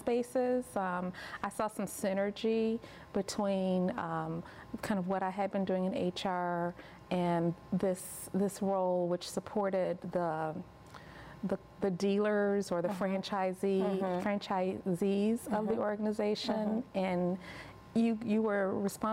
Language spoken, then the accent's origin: English; Chicago, Illinois, United States; moved away as an adult; I grew up in Chicago